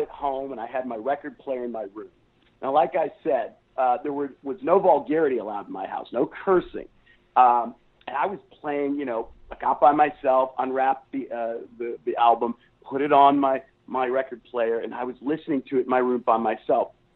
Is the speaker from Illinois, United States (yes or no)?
no; Columbus, Ohio, United States; moved away as an adult; now in Texas, United States; I grew up in Ohio